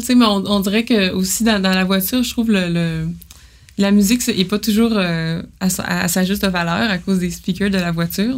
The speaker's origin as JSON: {"language": "French", "town": "Jonquière", "region": "Quebec", "country": "Canada", "tie": "born or raised there", "also_born_or_lived": "Montreal", "moved": "yes", "said": "moi, je viens de Jonquière"}